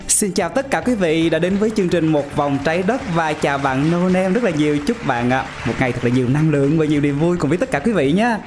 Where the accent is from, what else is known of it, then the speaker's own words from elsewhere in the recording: Pleiku, Gia Lai, Vietnam; tại thành phố Pleiku